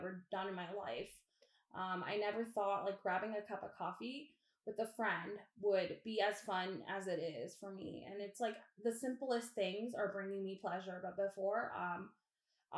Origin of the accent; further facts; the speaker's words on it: Virginia / D.C. area, United States; also born or lived in Dhaka, Bangladesh / New York City; I've been in the D.C. area since